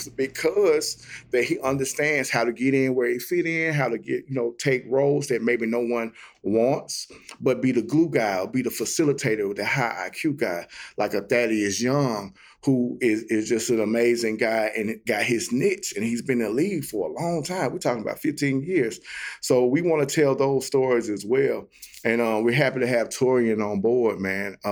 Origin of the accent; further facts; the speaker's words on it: Jackson, Mississippi, United States; now in Memphis, United States; I'm from Jackson, Mississippi. Grew up west side of Jackson, man, Queens area as well.